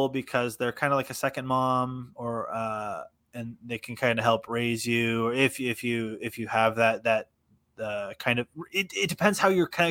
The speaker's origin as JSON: {"language": "English", "country": "Canada", "said": "we are from Canada"}